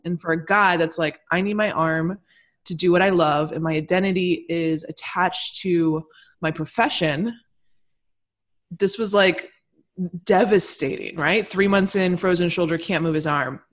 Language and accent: English; Michigan, United States; I grew up in Michigan